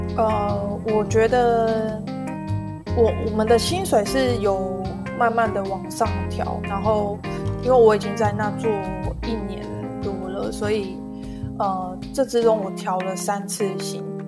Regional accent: Taiwan; moved away; 跟我们台湾人有点就是不太一样的地方

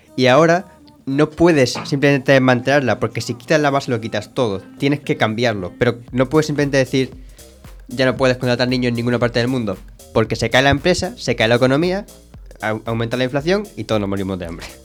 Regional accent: Spain; somos europeos, mediterráneos, de España

